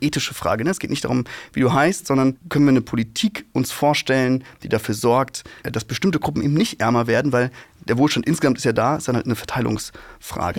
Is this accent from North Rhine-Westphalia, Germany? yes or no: no; home state Mecklenburg-Vorpommern, Germany; ich bin in Ostdeutschland aufgewachsen